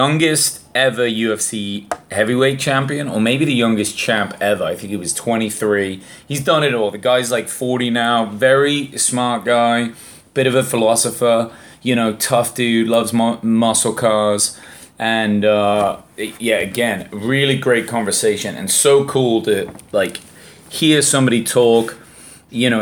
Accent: England, United Kingdom; being English

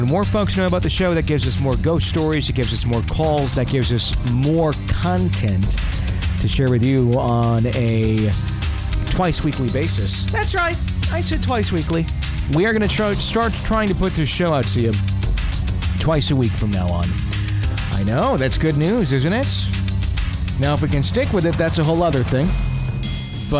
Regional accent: Fond du Lac, Wisconsin, United States; my hometown

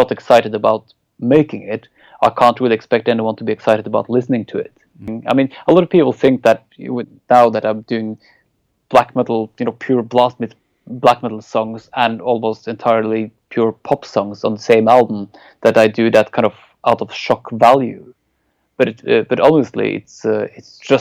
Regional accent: Norway; English is a second language; growing up in Norway

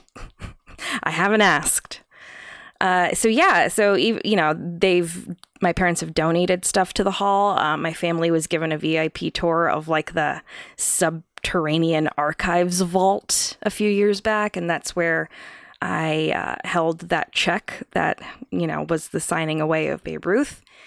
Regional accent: New York, United States; I was born in New York

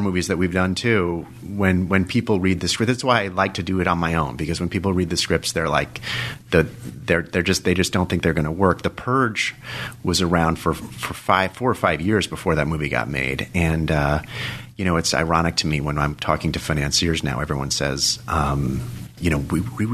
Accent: Dobbs Ferry, New York, United States; also born or lived in Los Angeles, California / Manhattan, New York / Watertown, Connecticut / France; we moved to New York when I was 4 or 5 years old. I lived with my mother during the weekend, Dobbs Ferry in Westchester, and my dad lived on 74th Street, on East 74th Street in Manhattan

